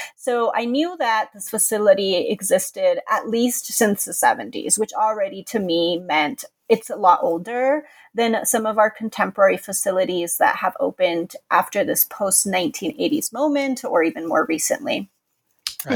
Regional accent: Contra Costa County, California, United States; I'm originally from California. I grew up in the Far East Bay in Contra Costa County

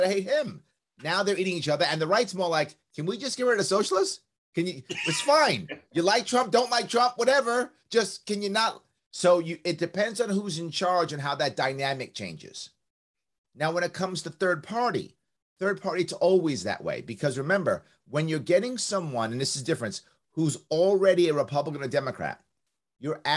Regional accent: New York City, New York, United States; accent: New York; I was raised in the South Bronx. I was raised across the street from Yankee Stadium

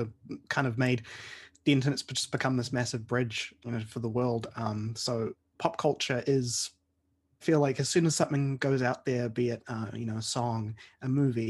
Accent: New Zealand; as an outsider from New Zealand

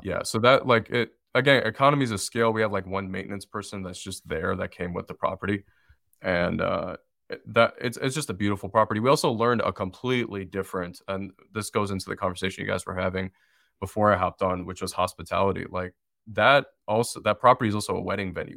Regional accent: Detroit, Michigan, United States; moved away as an adult; now in Asheville, United States; I'm originally from Detroit, Michigan, but I wasn't really open to going back to where I grew up

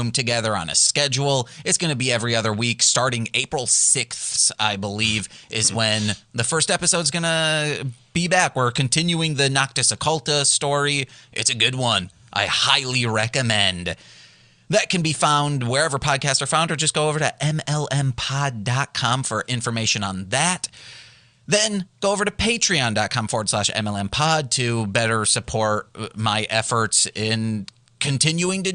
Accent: Muskegon, Michigan, United States; Muskegon was his like second home. My hometown

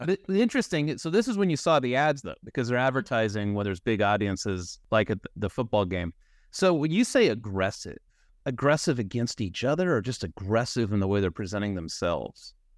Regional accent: California, United States; as a Californian

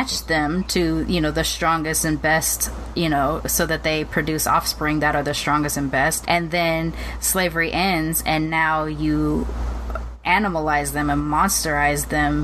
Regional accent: Long Beach, California, United States; I was growing up in Long Beach

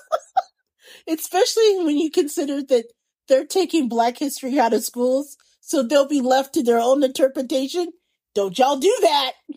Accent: Indiana or Indianapolis, United States; being a little kid growing up in Indiana or Indianapolis

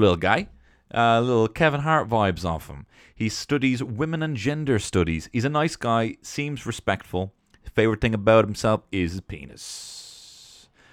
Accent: England, United Kingdom; I'm English

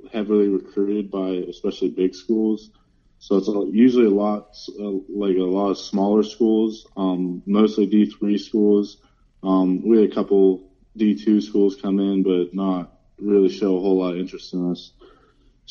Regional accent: Reynoldsville, Pennsylvania, United States; I grew up in a town called Reynoldsville, Pennsylvania

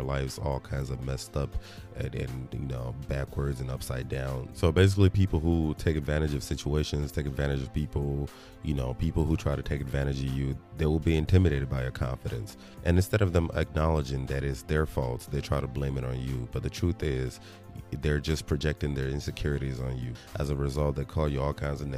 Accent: Nigeria; moved away; especially as a Nigerian, especially, you know, coming from Nigeria, having lived in Nigeria

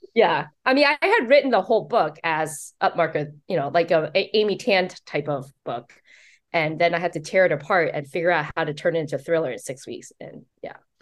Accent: Taiwan; also born or lived in New York City; now in United States; I was born in Taiwan. Um, so as a Taiwanese American

